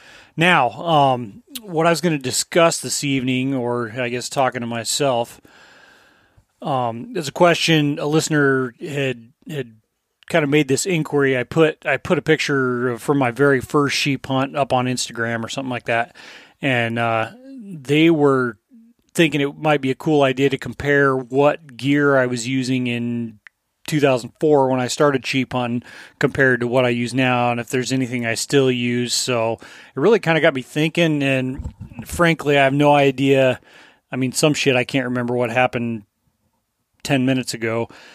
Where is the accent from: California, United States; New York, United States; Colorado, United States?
Colorado, United States; I grew up in Southern Colorado. We didn't have much money, but Cabela's was like the one store.